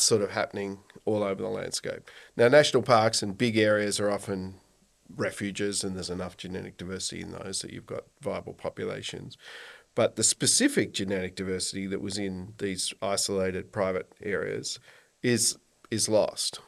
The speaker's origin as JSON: {"language": "English", "town": "Kyneton", "region": "Victoria", "country": "Australia", "tie": "born or raised there", "said": "I grew up in Kyneton, actually. Sixth generation on the family"}